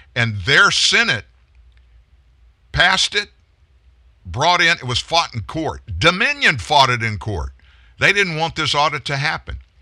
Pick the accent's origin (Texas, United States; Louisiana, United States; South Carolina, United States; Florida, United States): Louisiana, United States; we're both from Louisiana